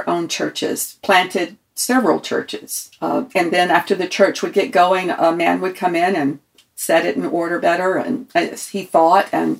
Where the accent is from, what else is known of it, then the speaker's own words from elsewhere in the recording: South Carolina, United States; I grew up in South Carolina